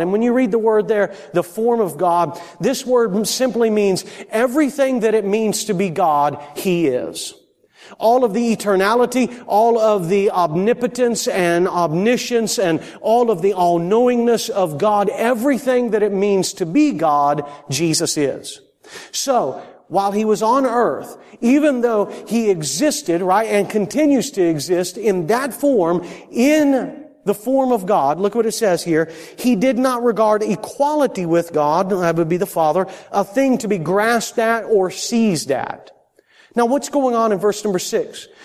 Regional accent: Florida, United States; moved away; I'm from Florida

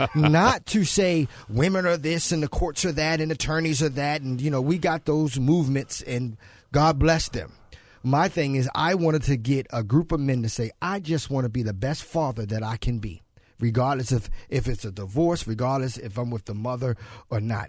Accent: Baltimore, Maryland, United States; now in San Jose, United States; I'm originally from Baltimore, grew up from Baltimore in my childhood

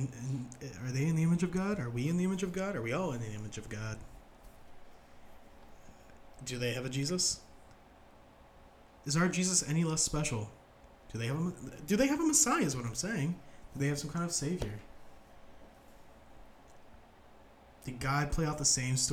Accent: Ohio, United States; we're also from Ohio and not just nerds

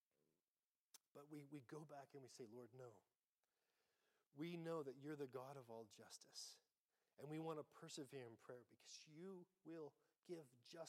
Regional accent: United States; I'm American

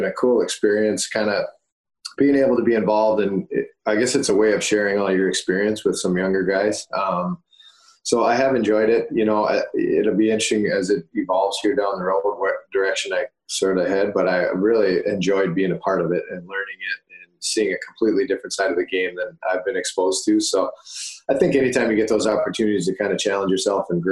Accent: Moorhead, Minnesota, United States; my growing up in Moorhead as a kid

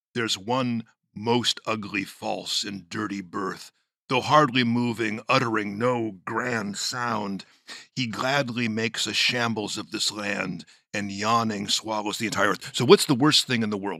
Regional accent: Los Angeles, California, United States; My grandmother, whom I was raised next door in Los Angeles

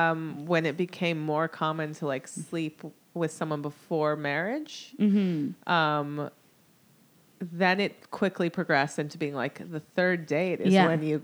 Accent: United States; I'm the American one.

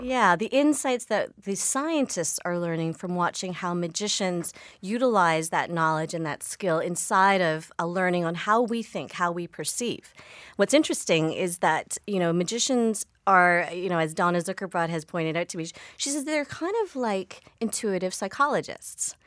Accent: Victoria, British Columbia, Canada; I grew up in Victoria, BC

